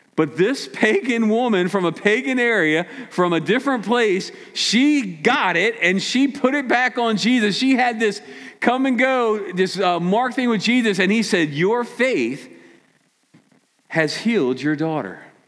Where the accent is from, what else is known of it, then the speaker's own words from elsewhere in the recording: Maryland, United States; Us from Maryland